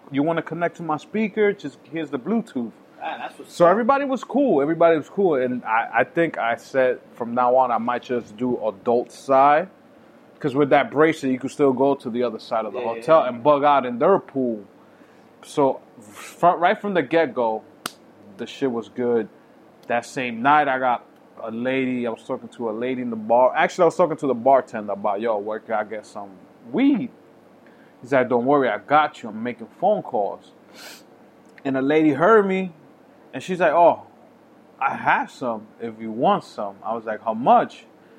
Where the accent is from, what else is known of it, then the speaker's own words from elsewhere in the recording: Boston, Massachusetts, United States; Oh, I'm from Boston. Oh, I guess it's an East Coast thing that we like the Henny shit.